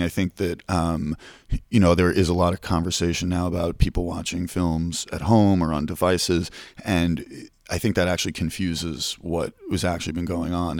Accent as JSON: {"language": "English", "town": "New York City", "region": "New York", "country": "United States", "tie": "born or raised there", "said": "as a young boy growing up in Manhattan"}